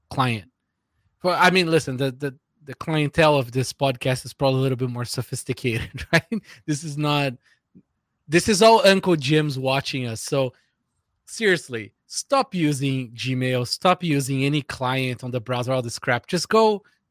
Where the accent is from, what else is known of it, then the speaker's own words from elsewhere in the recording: Brazil; moved away; I grew up in Brazil